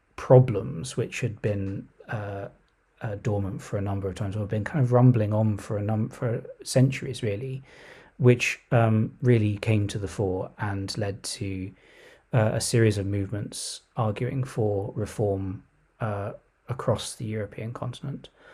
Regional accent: Surrey, South East England, United Kingdom; also born or lived in London / Oxford; I was born in Surrey

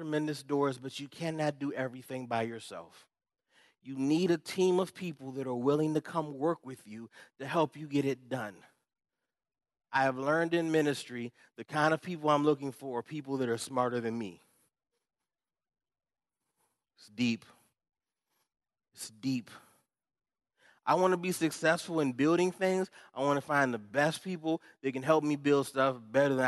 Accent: Upper Marlboro, Maryland, United States; I'm from Upper Marlboro, Maryland

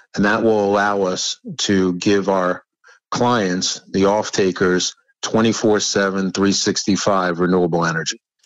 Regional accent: New York City, New York, United States; moved away; I'm from originally from New York. Yes, born in the Bronx, which uh, actually in Riverdale, the Bronx

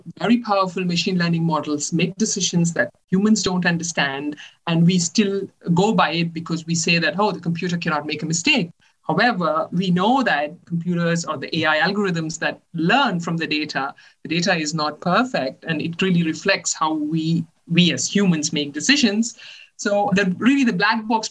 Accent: India; moved away as an adult; also born or lived in Chennai, India / Netherlands / Maryland, United States / Germany; now in Italy; I'm originally from India. I did my bachelor's in mechanical engineering in the College of Engineering, Guindy in Chennai

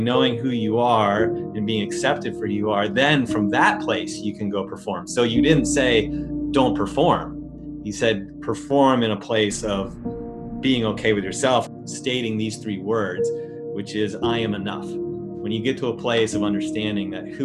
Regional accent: Northern California, United States; moved away as an adult; now in Hawaii, United States; I grew up in Northern California

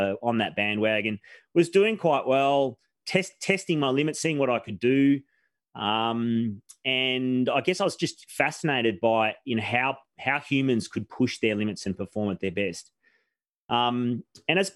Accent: Victoria, Australia; also born or lived in Melbourne / Omeo, Victoria; I was born in Melbourne in Queen Victoria Hospital, which is no longer there

